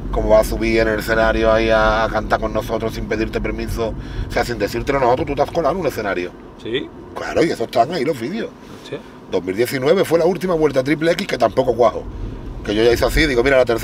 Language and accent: Spanish; Málaga, Andalusia, Spain; Yo soy el papi de Málaga